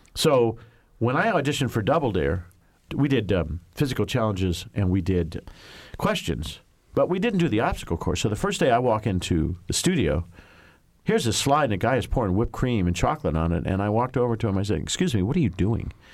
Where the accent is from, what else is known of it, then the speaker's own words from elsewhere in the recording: Indianapolis, Indiana, United States; moved away; when I grew up in Indy